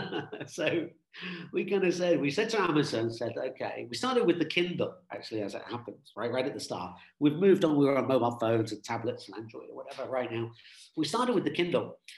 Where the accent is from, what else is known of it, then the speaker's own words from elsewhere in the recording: United Kingdom; I'm British, British Irish. We're British, got a British passport.